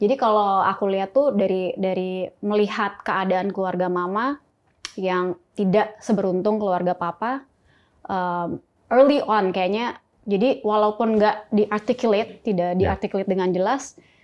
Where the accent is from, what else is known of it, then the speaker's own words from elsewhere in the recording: Sukabumi, West Java, Indonesia; moved away; also born or lived in Jakarta; saya dulu lahir di Sukabumi.